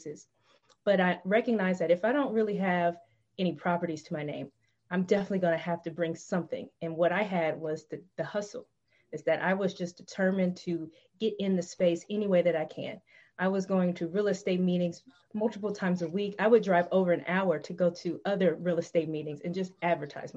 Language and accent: English; Tennessee, United States; I searched for homes in the town that I was living in Tennessee. That's my home state.